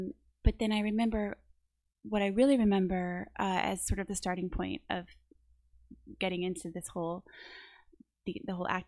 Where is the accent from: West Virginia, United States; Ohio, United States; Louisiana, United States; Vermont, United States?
Louisiana, United States; New Orleans; I am from New Orleans, born and raised.